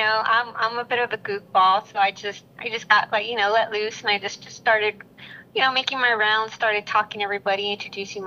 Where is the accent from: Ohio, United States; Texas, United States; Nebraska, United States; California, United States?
Texas, United States; San Antonio; I'm from San Antonio, Texas